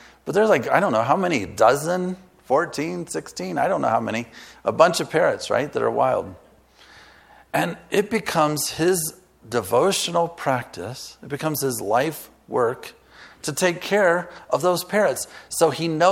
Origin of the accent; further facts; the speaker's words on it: Galesburg, Illinois, United States; I grew up in Galesburg, Illinois